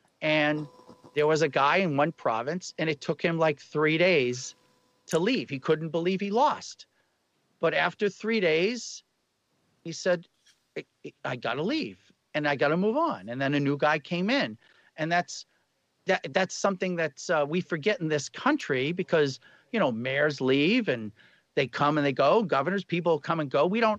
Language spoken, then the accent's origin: English; Boston, Massachusetts, United States; I'm from Boston, but I've lost my accent.